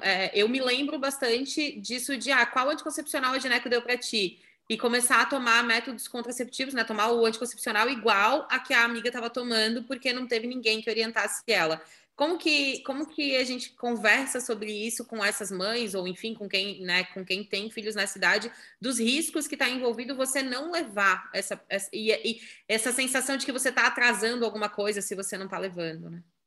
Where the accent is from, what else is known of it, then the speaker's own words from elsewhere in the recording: Santa Catarina, Brazil; sou de Santa Catarina, noiva